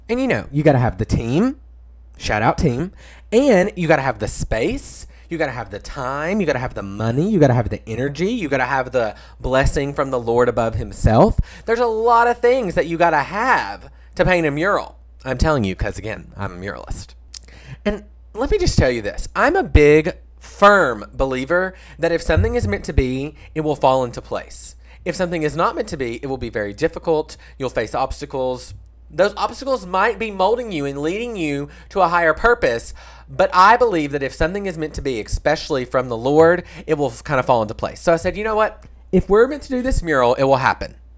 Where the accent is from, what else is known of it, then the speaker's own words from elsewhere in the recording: Stuttgart, Arkansas, United States; Stuttgart, Arkansas, my hometown